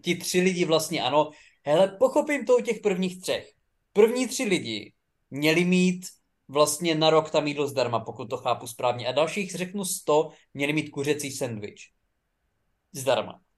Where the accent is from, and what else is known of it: Czechia